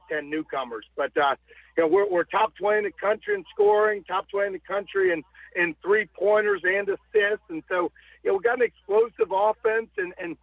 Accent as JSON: {"language": "English", "town": "Dunwoody", "region": "Georgia", "country": "United States", "tie": "born or raised there", "moved": "yes", "lives_now": "Fort Wayne, United States", "said": "my days growing up in Dunwoody and going to Marist High School"}